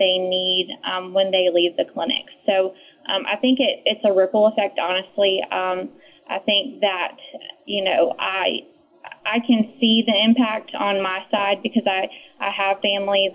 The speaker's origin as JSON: {"language": "English", "region": "North Carolina", "country": "United States", "said": "I'm from North Carolina"}